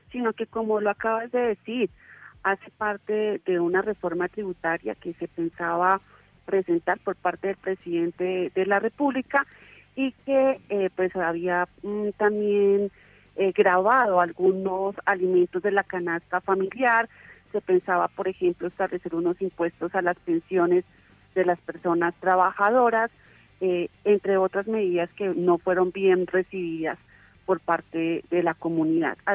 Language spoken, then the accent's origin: Spanish; Colombia